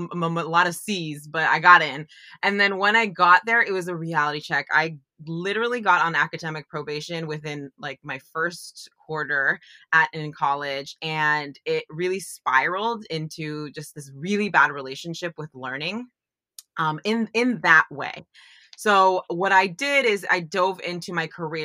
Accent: San Francisco Bay Area, California, United States; I grew up in the San Francisco Bay Area

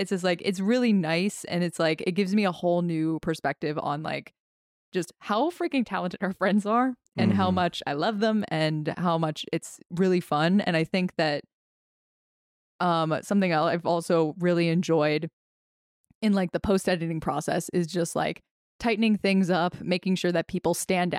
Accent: New Jersey, United States; I'm from South Jersey.

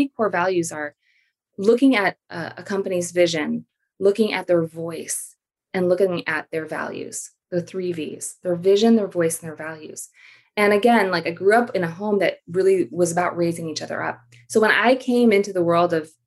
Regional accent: Philippines; now in United States; I grew up in the Philippines and I'm an immigrant to the US.

